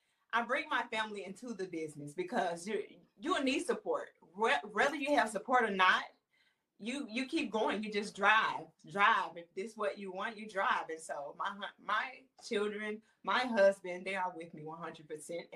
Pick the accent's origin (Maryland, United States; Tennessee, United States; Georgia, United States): Tennessee, United States; moved away as an adult; I'm from Tennessee. And so there's not a big industry in Tennessee with acting at all. So my husband and I, we moved here